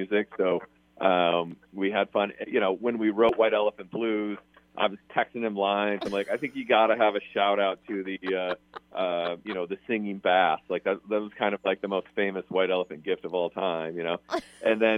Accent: Des Moines, Iowa, United States; moved away; So I'm from Des Moines, Iowa, and one of my best friends who I went to college with is still there

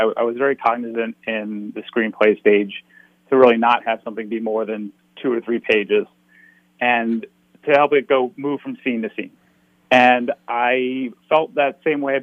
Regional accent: Philadelphia, Pennsylvania, United States; now in Santa Monica, United States; I'm from Philadelphia

